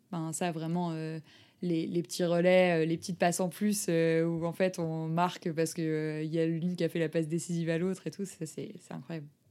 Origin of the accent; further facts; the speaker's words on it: Lille, Hauts-de-France, France; J'ai grandi à Lille